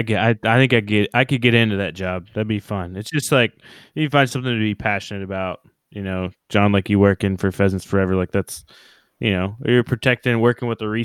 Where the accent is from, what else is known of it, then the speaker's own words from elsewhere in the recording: Oklahoma, United States; growing up in Oklahoma